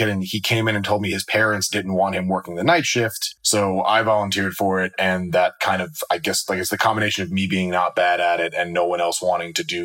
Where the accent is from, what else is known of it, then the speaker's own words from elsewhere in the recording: New York City, New York, United States; moved away; also born or lived in New Jersey / Los Angeles; I grew up in Brooklyn